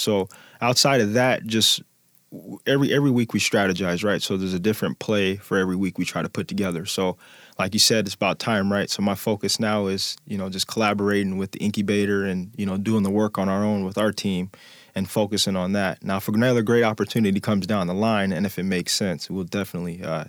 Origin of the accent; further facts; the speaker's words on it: Midwest, United States; I'm a gritty kid. I've been a gritty kid. I'm from the Midwest. So I always had bigger cousins.